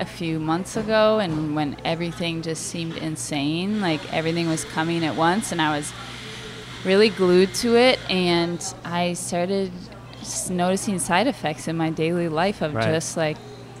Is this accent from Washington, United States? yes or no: no; outside Chicago, Illinois, United States; moved away as an adult; now in Toronto, Canada; I'm from outside Chicago.